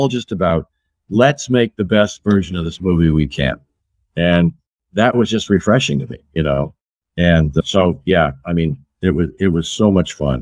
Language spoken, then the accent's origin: English; Pacific Northwest, United States; moved away; So I grew up in the Pacific Northwest